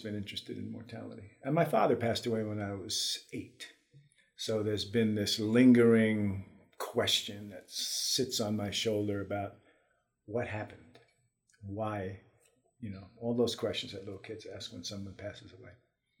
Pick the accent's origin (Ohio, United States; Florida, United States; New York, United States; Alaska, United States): New York, United States; New York City; moved away as an adult; I grew up in the Bronx in New York City in 1950s and 60s and the early 70s before I left for good